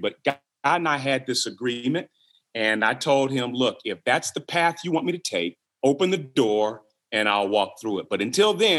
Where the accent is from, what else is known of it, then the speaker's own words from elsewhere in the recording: Toledo, Ohio, United States; moved away as an adult; now in Fredericksburg, Virginia, United States; I'm originally from Toledo, Ohio, was born and raised there